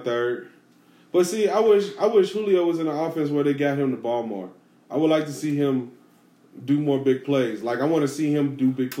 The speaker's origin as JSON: {"language": "English", "town": "Chicago", "region": "Illinois", "country": "United States", "said": "I'm from Chicago, man."}